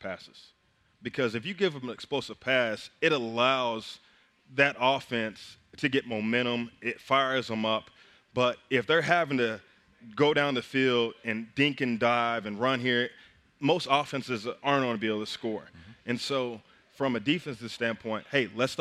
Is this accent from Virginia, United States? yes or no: no; Kingfisher, Oklahoma, United States; my hometown, Kingfisher.